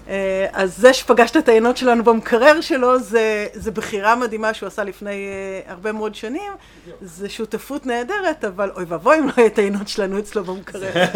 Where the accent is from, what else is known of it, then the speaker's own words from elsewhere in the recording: Israel; אנחנו מאוד ישראלים ויש לנו את האופי המאוד מאוד מאוד אה, ברור ומוחצן ואקטיבי שלנו